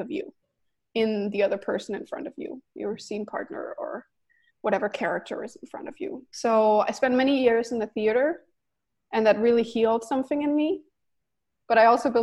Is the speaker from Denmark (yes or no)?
yes; Denmark; also born or lived in New York City, United States; now in Los Angeles, United States; So I'm Danish and I grew up in Denmark